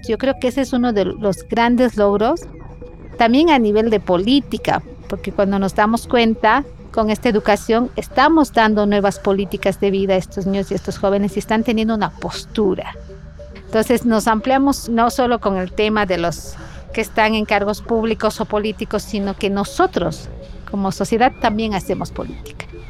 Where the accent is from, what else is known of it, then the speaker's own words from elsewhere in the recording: Cuenca, Azuay, Ecuador; Nací en Cuenca, Ecuador, el sur del territorio ecuatoriano